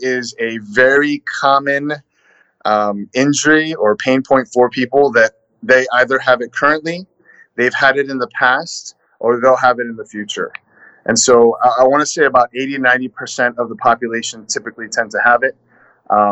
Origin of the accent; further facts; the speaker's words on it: Los Angeles, California, United States; I'm a born and raised Southern California kid, Los Angeles.